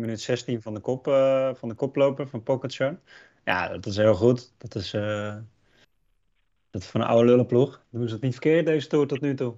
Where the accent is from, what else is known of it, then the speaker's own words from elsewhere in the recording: Netherlands; wij als Nederlanders